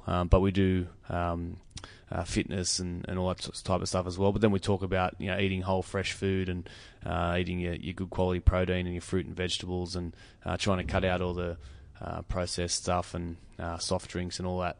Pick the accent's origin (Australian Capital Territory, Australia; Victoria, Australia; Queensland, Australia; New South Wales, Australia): New South Wales, Australia; I grew up on Five Acres